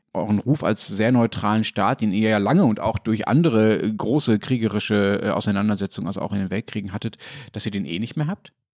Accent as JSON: {"language": "German", "country": "Germany", "said": "als Deutscher"}